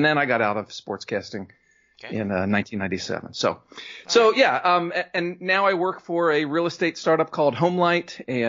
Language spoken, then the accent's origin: English; Pennsylvania, United States; moved away as an adult; I grew up outside Philadelphia, … country.